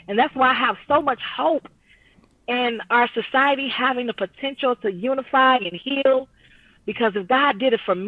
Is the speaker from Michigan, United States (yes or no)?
yes; Detroit, Michigan, United States; now in Pontiac, United States; born and raised in Detroit, but living in Pontiac now